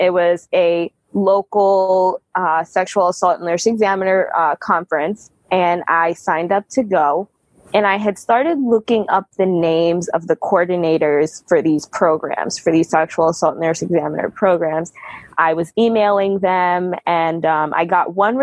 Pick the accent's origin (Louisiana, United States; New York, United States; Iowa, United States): New York, United States; moved away; also born or lived in New Jersey / Michigan; I grew up in New York and then my family moved to New Jersey.